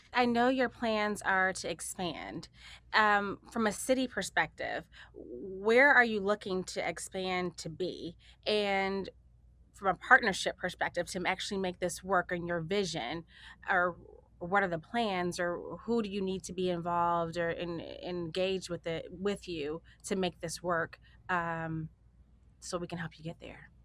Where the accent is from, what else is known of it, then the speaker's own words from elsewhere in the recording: Chicago, Illinois, United States; moved away; I'm from Chicago originally, and, um, so I'm from the inner city